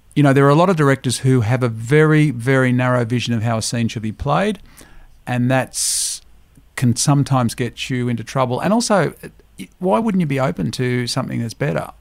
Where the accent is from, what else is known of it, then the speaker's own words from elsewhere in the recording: Griffith, New South Wales, Australia; moved away; I grew up in the Riverina in a town called Griffith